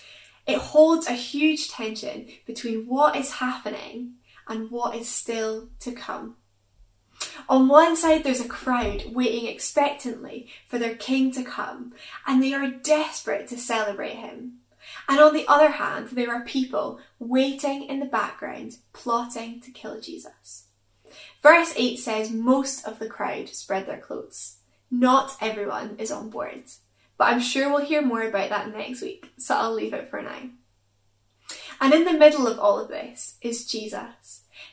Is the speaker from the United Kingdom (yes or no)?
yes; Stirling, Scotland, United Kingdom; I am originally from Stirling, although you might not guess it from my accent, and I kind of hope that you can.